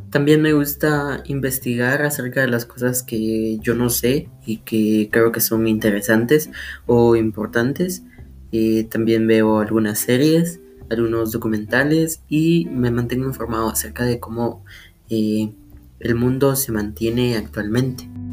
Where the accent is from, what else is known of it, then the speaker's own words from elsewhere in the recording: Sololá, Guatemala; soy de Solola